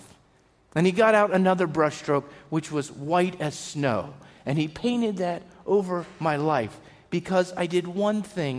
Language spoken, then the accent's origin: English; Pennsylvania, United States; I grew up driving in Pennsylvania